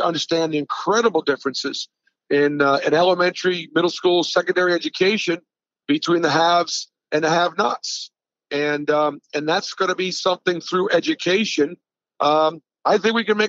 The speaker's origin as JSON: {"language": "English", "town": "Boston", "region": "Massachusetts", "country": "United States", "tie": "born or raised there", "said": "I was born in 1960 in Boston"}